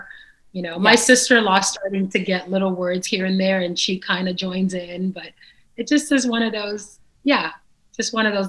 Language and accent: English; Caracas, Capital District, Venezuela; first language Dutch; English is a second language; also born or lived in Netherlands / Suriname; So I was born in the Netherlands, so I speak Dutch because of that. And then we moved to Suriname, which also speaks Dutch, but they have a dialect called Surinamese. And then at the age of 7 or 8, we moved to Caracas, Venezuela.